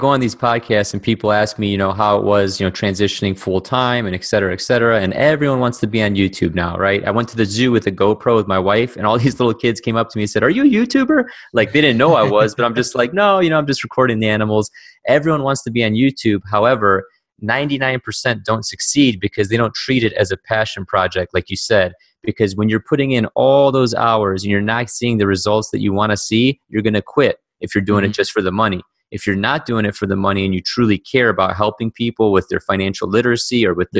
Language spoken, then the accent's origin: English; Cleveland, Ohio, United States; raised in Cleveland, Ohio